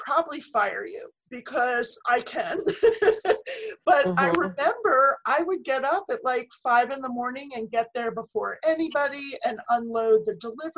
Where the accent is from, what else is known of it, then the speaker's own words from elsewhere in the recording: Philadelphia suburbs, Pennsylvania, United States; moved away; I'm from Philly